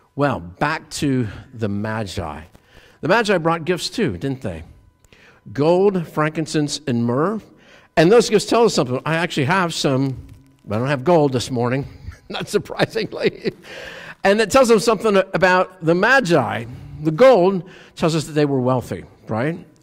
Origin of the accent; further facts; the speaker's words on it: Pennsylvania, United States; I'm from Pennsylvania. We're train people.